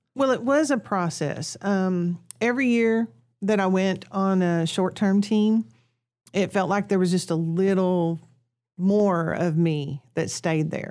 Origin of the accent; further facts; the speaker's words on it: Kennett, Missouri, United States; moved away as an adult; also born or lived in Piggott, Arkansas; now in Honduras; I'm originally from Kennett, Missouri